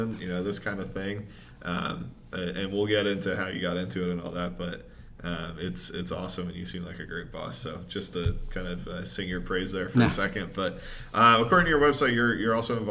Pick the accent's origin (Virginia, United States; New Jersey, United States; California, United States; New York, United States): New Jersey, United States; I'm from New Jersey